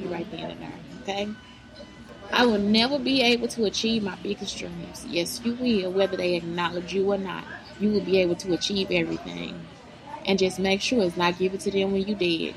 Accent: East St. Louis, Illinois, United States; now in Texas, United States; I'm from East St. Louis, Illinois.

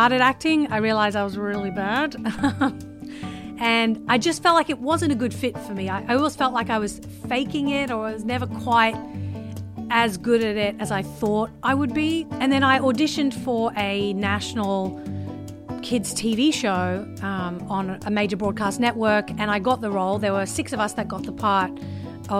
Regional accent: Brisbane, Queensland, Australia; born or raised there; moved away as an adult; also born or lived in England; now in Los Angeles, United States

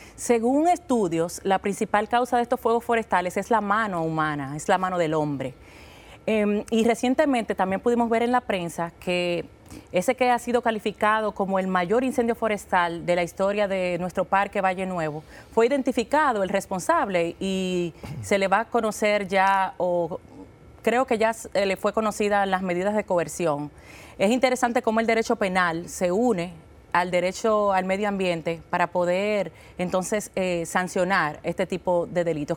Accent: Dominican Republic

